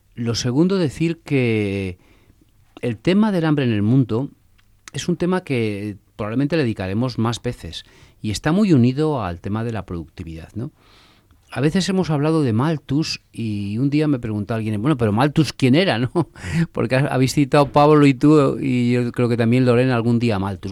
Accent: a village in Castile, Castile and León, Spain; also born or lived in Valladolid; yo nací en un pueblo, como, bueno, nací en Valladolid, pero a los cuatro días ya estaba viviendo en mi pueblo

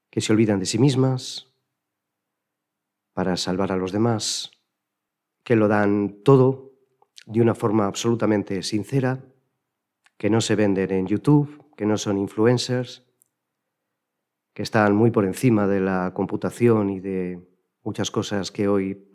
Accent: Villanueva de los Infantes, Castilla-La Mancha, Spain; la participación en el coro de mi pueblo, en Villanueva de los Infantes, pues desde que yo era, desde antes de irme a la escolanía

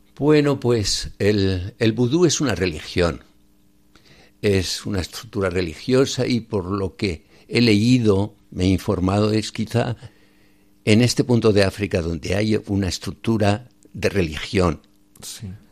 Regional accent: Sádaba, Aragon, Spain; moved away as an adult; also born or lived in Benin / Niger; Yo nací en un pueblo de Zaragoza, Sádaba, de las cinco villas. Y allí estuve toda mi infancia.

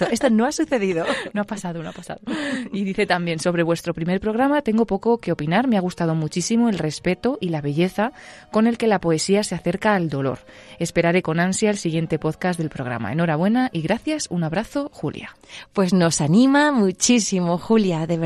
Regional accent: Spain; cómo se nota que somos españolas

